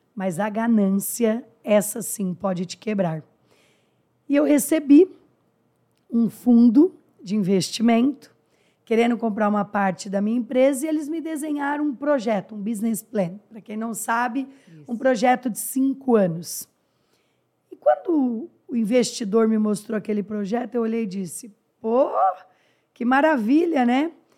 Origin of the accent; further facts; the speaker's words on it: interior of São Paulo, Brazil; Sou do interior de São Paulo, filha de motorista de ônibus falecido